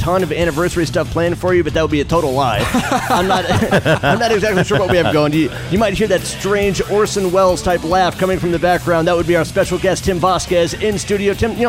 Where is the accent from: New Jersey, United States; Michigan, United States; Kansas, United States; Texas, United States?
Texas, United States; Dallas; I grew up here in Dallas, Fort Worth, listening to DFW Radio and the Jagger Show with your brother ….